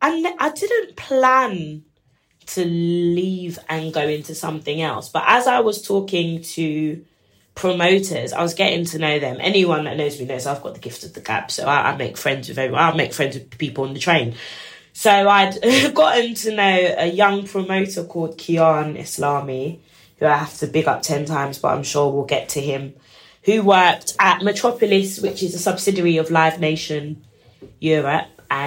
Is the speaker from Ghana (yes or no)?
yes; Ghana; I'm from Ghana.